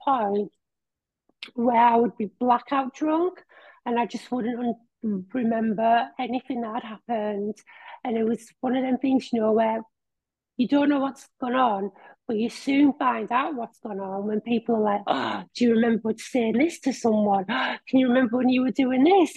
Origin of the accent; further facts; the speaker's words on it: Billingham, North East England, United Kingdom; Billingham, which is my hometown.